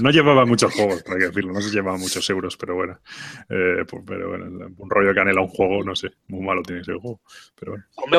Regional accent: Spain; nosotros como buenos españoles

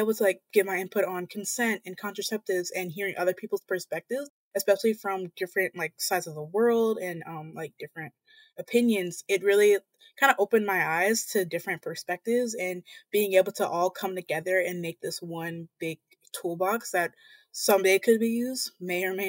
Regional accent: Montgomery, Alabama, United States; I'm from the Deep South, Montgomery, Alabama

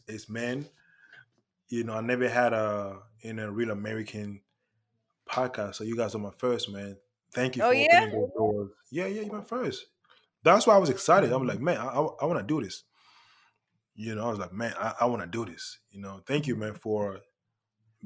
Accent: England, United Kingdom; I'm from Europe, I'm from England

